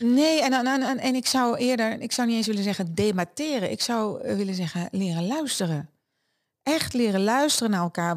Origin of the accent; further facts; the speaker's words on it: Netherlands; also born or lived in Germany; ik uit een Duits gezin kwam en als kind in Nederland kwam wonen